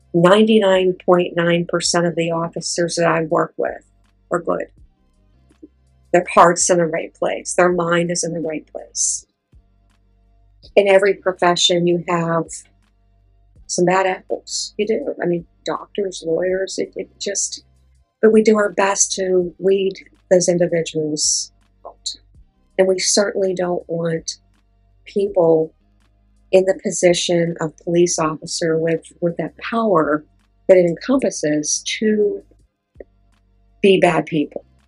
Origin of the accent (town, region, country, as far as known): Pittsburgh, Pennsylvania, United States; born or raised there